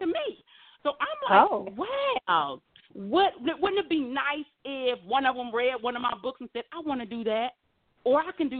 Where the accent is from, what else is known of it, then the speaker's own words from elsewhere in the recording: Ohio, United States; now in Las Vegas, United States; I'm a Midwest girl born and raised in Ohio.